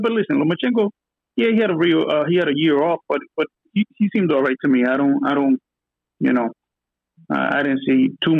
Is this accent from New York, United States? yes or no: yes; New York, United States; I'm from New York. I'm Dominican.